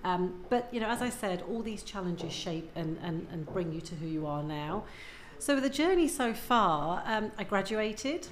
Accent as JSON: {"language": "English", "town": "Leicester", "region": "East Midlands", "country": "United Kingdom", "tie": "born or raised there", "also_born_or_lived": "Uganda"}